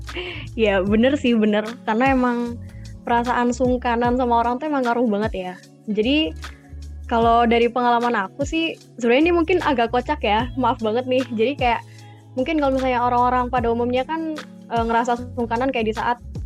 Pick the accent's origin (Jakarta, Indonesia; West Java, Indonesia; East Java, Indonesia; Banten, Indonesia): East Java, Indonesia; Sidoarjo; moved away as an adult; now in Malang, Indonesia; Aku sebenarnya asalnya dari Sidoarjo, cuma lagi ambil kuliah di Malang